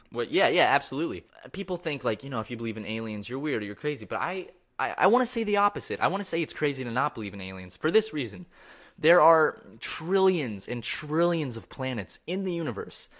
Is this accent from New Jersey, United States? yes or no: no; Charleston, South Carolina, United States; I grew up in Charleston, South Carolina